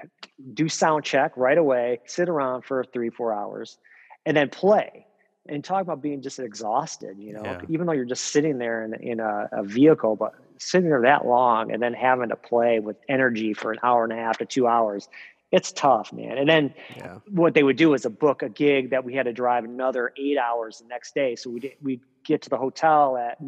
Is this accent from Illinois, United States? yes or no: yes; Rockford, Illinois, United States; I'm from Rockford